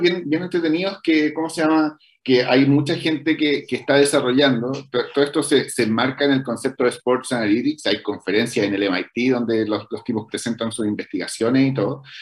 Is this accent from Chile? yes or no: yes; Chile